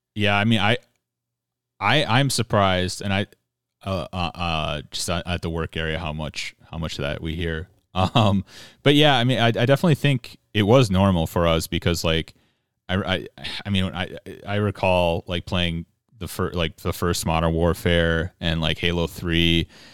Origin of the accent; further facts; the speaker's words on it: Minnesota, United States; I'm a Protestant Minnesotan.